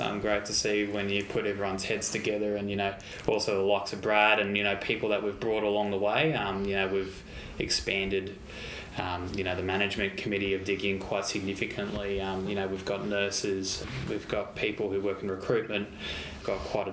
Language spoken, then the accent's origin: English; Brisbane, Queensland, Australia; we grew up in the Brisbane community